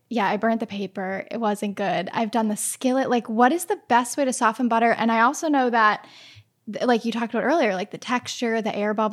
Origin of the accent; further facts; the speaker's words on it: New England, United States; See, when I grew up in New England, so we are like avid